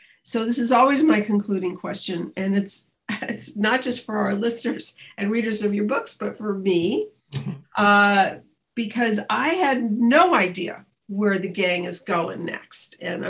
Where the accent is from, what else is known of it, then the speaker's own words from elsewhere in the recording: Montreal, Quebec, Canada; I'm from Montreal.